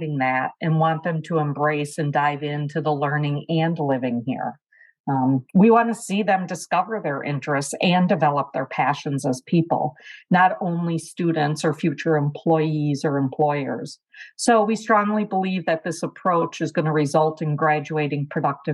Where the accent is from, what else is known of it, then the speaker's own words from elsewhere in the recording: Wisconsin, United States; moved away; that's my accent. Wisconsin is originally my home